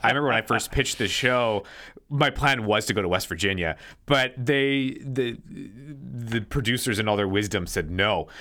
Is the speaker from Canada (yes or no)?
yes; Canada; I'm Canadian.